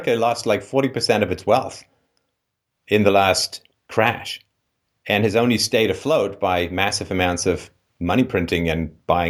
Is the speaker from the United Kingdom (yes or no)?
yes; London, United Kingdom; London, the city that I grew up in.